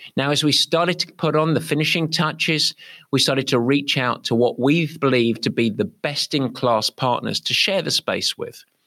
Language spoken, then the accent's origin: English; England, United Kingdom; now in San Francisco, United States; I'm English